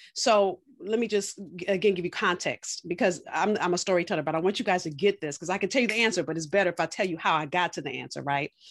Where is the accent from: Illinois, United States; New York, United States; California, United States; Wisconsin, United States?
California, United States; now in Boston, United States; I'm from California, moved to Boston.